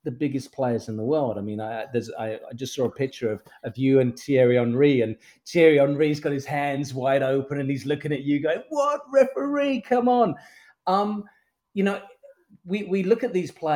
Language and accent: English; Brazil; I grew up in Brazil